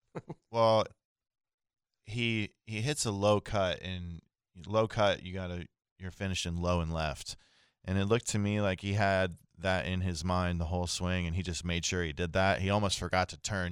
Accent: Central Florida, United States; I grew up in Central Florida

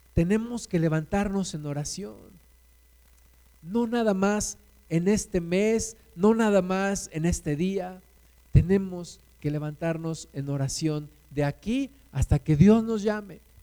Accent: Mexico; Aquí nos sembraste, Jesús. Aquí nacimos

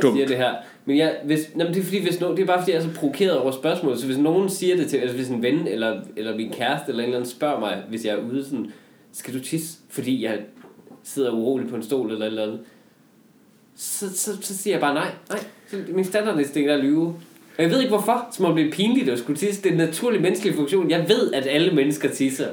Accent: Denmark

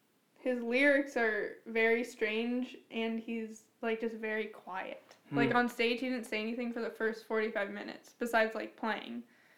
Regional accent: Pittsburgh, Pennsylvania, United States; I'm from Pittsburgh.

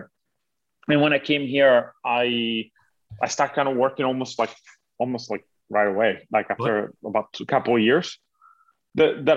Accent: Italy; moved away as an adult; now in United States; I'm originally from Italy. Uh-huh. I was born and raised there

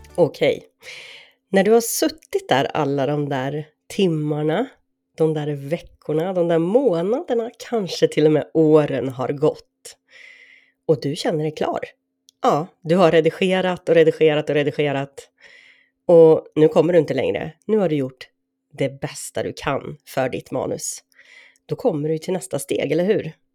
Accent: Sweden; där jag är uppvuxen och numera återlever mitt liv

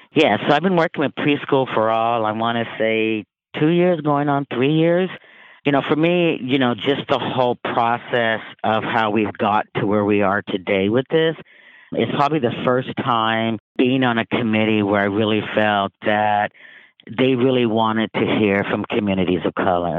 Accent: Vancouver, Washington, United States; I grew up in Vancouver, Washington

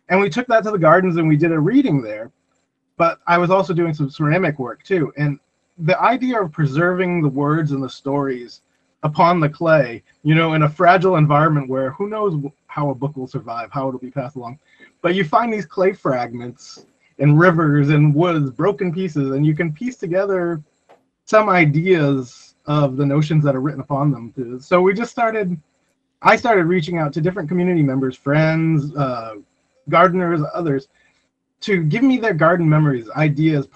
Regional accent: New Bedford, Massachusetts, United States; my hometown in New Bedford

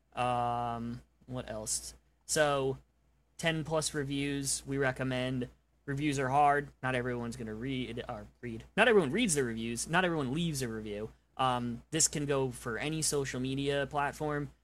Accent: New York, United States; now in Oklahoma, United States; I'm from New York.

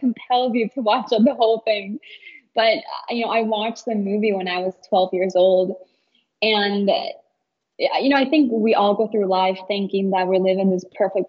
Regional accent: Chicago, Illinois, United States; I grew up in Chicago, right, I'm a total city girl

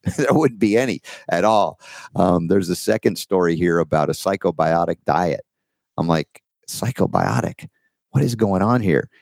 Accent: Georgia, United States; accent: Georgia; my Georgia accent

